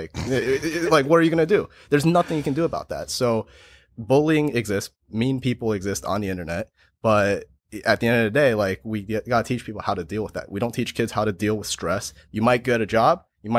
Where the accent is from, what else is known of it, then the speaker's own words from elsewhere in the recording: United States; I'm very proud to be an American.